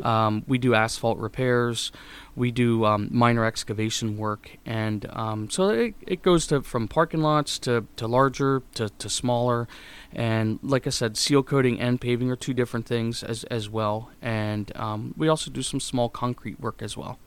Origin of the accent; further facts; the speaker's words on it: Mifflinburg, Pennsylvania, United States; moved away as an adult; now in Elizabethtown, United States; I grew up in Mifflinburg, Pennsylvania, which is about an hour and a half north of here